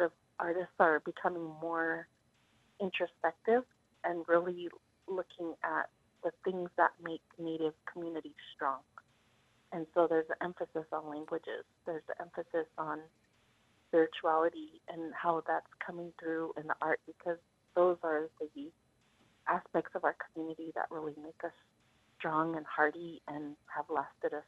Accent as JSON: {"language": "English", "town": "Zuni Pueblo", "region": "New Mexico", "country": "United States", "said": "I'm from Zuni Pueblo"}